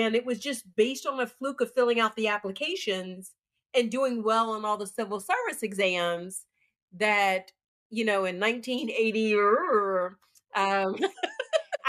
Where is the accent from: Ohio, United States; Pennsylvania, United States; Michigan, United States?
Pennsylvania, United States; Pittsburgh; moved away; I'm from Pittsburgh, so unions were really big in the Pittsburgh community